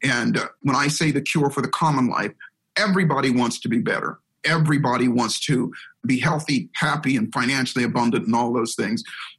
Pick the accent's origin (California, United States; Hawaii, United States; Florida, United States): Hawaii, United States; That's how I grew up in Hawaii. So we grew up in Hawaii, but here's the catch. So we spent 5 years in Hawaii and it was beautiful. It was a wonderful, wonderful place to grow up.